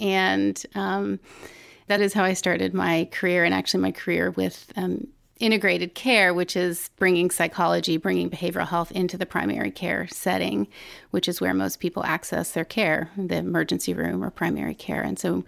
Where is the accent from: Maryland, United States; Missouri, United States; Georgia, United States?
Maryland, United States; Ellicott City; I grew up in Ellicott City, Maryland.